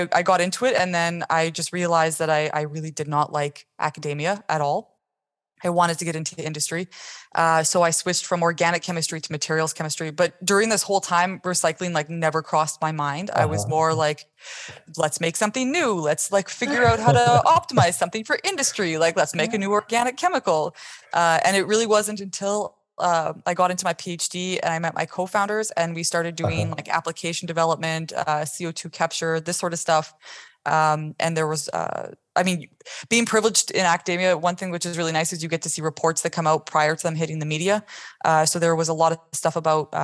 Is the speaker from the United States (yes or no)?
no; Canada; I'm from Canada, and in like elementary school, I was into the science fair